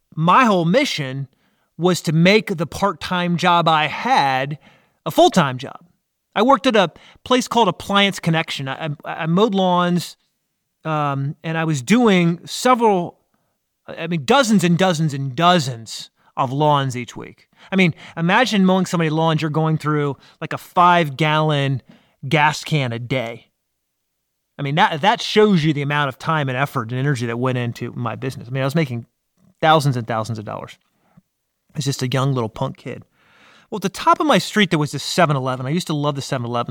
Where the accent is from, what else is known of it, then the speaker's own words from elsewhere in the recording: Washington, District of Columbia, United States; now in South Carolina, United States; I'm from Washington, D.C. area. Even though I live in South Carolina, I think it's still ingrained in me